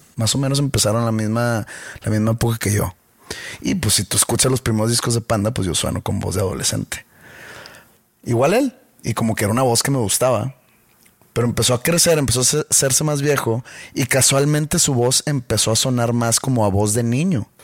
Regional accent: Monterrey, Nuevo León, Mexico; acá en Monterrey tenemos un acento muy peculiar

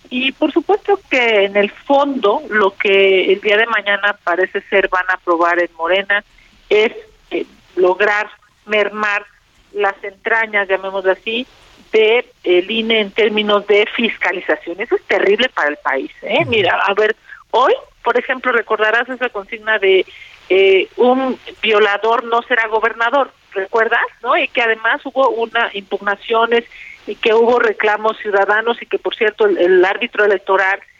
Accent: Mexico; lo que durante muchos años nos ha costado construir como mexicanos y es nuestra democracia

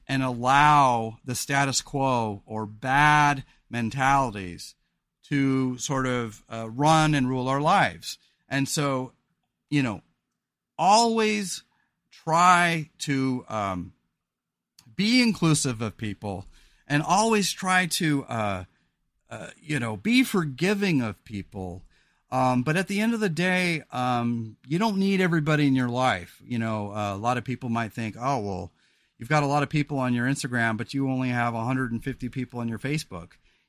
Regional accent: California, United States; Rebecca and I live a pretty simple and quiet life here in Oregon because we're from the Central Coast of California.

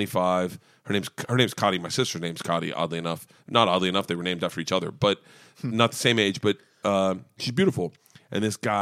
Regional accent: Temple Terrace, Florida, United States; I grew up in Temple Terrace.

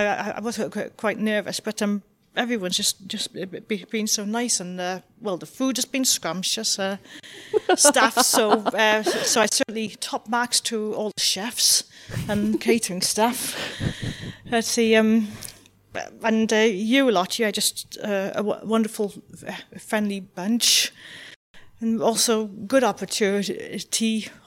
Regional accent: Newport, Wales, United Kingdom; I'm local here from Newport and from Cardiff City Council.

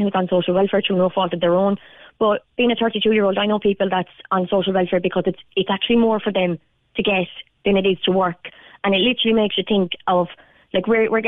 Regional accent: Limerick, Munster, Ireland; moved away as an adult; now in Charleville, Ireland; we moved down to Charleville from Limerick because of the house prices then, and that we couldn't afford to live in Limerick, and where I'm from.

